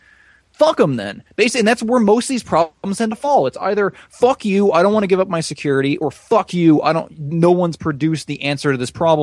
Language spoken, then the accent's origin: English; United States; As an American